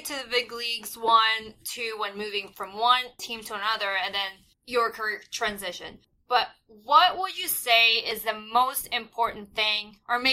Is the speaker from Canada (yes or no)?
yes; Canada; I'm Canadian